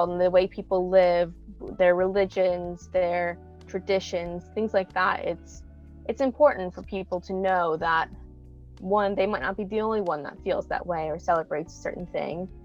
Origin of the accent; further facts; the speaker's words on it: United States; moved away as an adult; now in England; I'm from America